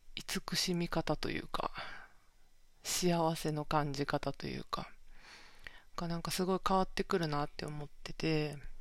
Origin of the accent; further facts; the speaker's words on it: Kansai, Japan; accent: Kansai dialect; now in Tokyo, Japan; 関西弁も出ちゃってるんですけど、関西出身で、今東京に住んでる